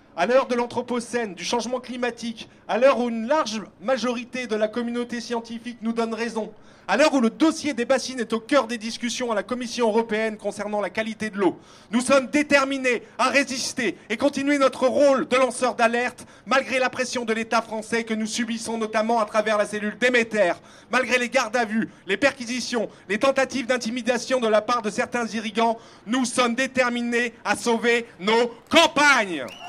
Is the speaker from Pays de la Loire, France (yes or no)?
yes; South Vendée, Pays de la Loire, France; Je suis né et j'ai grandi en Sud-Vendée